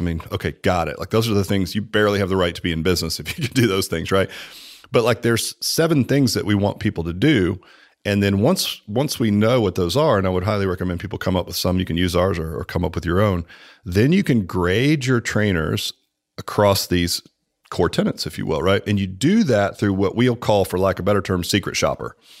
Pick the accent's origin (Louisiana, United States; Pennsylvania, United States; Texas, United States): Texas, United States; Dallas; moved away; I'm from Dallas, man. I mean, I've been here longer than you